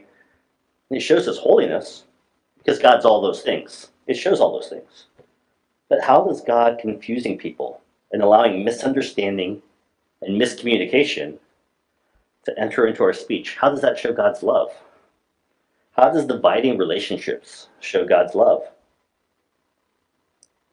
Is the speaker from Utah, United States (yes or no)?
no; Alaska, United States; I'm from Alaska